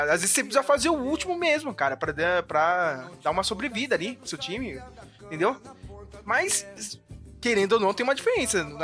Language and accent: Portuguese; Brazil; Eu é, sou brasileira, aquela.